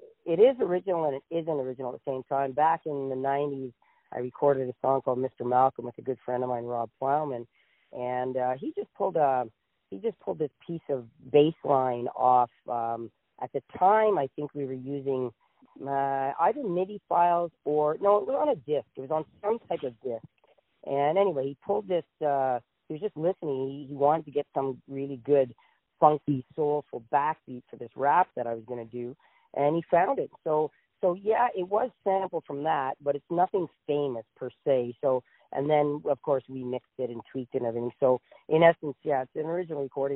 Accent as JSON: {"language": "English", "town": "Ottawa", "region": "Ontario", "country": "Canada", "tie": "born or raised there", "said": "I was born and raised in Ottawa, and I still live in Ottawa"}